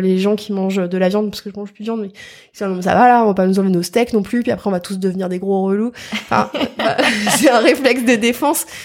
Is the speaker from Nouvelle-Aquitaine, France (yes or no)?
no; Versailles, Île-de-France, France; je suis née à Versailles